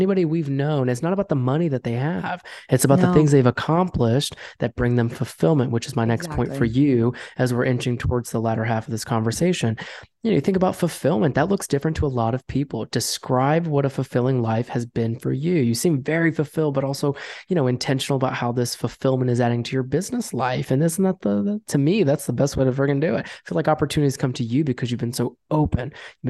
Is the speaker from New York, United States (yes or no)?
yes; New York, United States; we're from New York.